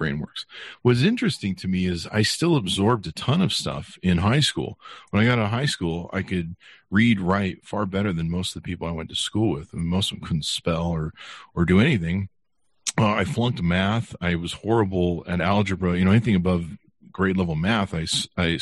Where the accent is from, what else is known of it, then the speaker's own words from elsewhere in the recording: Utah, United States; also born or lived in California; my parents moved us to Utah